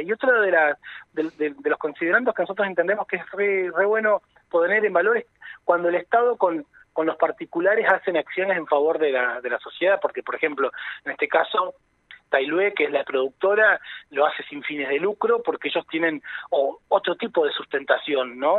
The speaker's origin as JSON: {"language": "Spanish", "region": "Neuquén", "country": "Argentina", "said": "nuestra idiosincrasia como neuquinas, como neuquinos"}